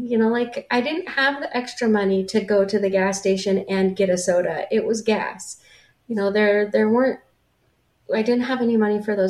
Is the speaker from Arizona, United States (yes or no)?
no; La Grande, Oregon, United States; moved away as an adult; also born or lived in Olympia, Washington; my hometown where I grew up in La Grande, Oregon